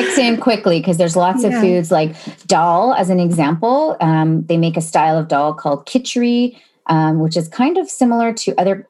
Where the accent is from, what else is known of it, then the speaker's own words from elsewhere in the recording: Sarnia, Ontario, Canada; I grew up in Sarnia, Ontario, which is about 3.5 hours southwest of Toronto.